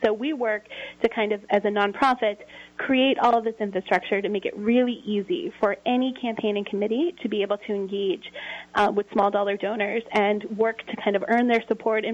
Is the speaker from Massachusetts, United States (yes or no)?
yes; Revere, Massachusetts, United States; I come from Revere, Massachusetts